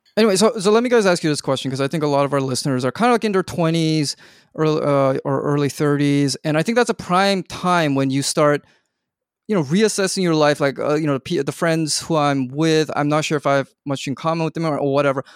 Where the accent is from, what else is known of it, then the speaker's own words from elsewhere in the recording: Vancouver, British Columbia, Canada; moved away as an adult; also born or lived in Korea; I grew up in Vancouver, but then I went off for college quite far away, and then my parents moved back to Korea